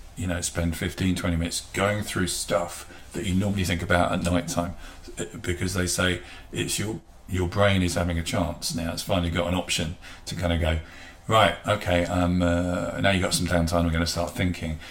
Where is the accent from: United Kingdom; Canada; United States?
United Kingdom; England; as English people